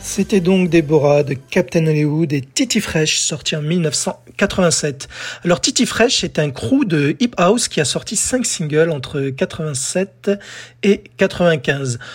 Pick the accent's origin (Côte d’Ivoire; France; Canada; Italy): France; chez nous en France